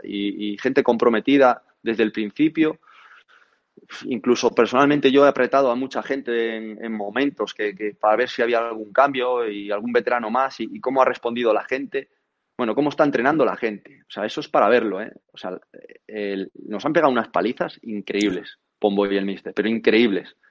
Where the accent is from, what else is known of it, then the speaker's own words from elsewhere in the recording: Galicia, Spain; venir a mi, a mi tierra